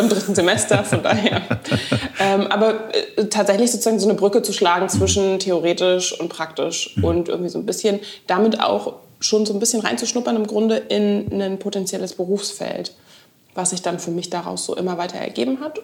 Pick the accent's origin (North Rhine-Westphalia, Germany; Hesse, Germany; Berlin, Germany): Berlin, Germany; Ich bin eine echte Berlinerin